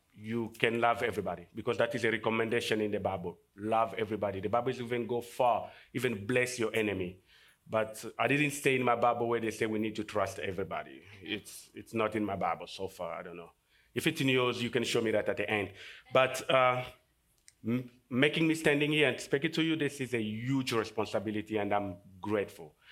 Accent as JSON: {"language": "English", "country": "DR Congo", "tie": "born or raised there", "moved": "as an adult", "said": "I came from Congo, and, uh, in Africa we have fifty-three countries. And the Congo is the second largest country in Af-, in, in Africa, and it's just in the middle"}